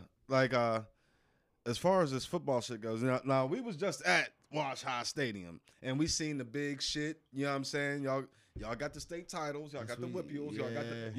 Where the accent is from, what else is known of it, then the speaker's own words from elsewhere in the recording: Canonsburg, Pennsylvania, United States; we're in Houston right now, but, you know, me and my man E, we're from Cannonsburg. We went to Cannon Mac.